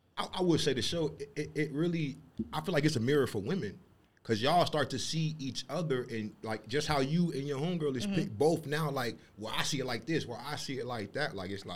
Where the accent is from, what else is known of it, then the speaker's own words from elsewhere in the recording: Florida, United States; So I'm a nigga from Florida